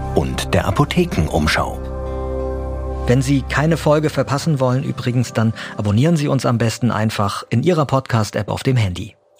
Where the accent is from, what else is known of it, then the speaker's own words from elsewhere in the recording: Germany; bei uns in Deutschland